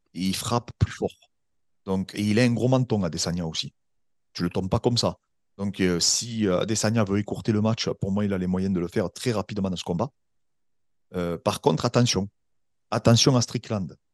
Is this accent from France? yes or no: yes; France; en tant que Français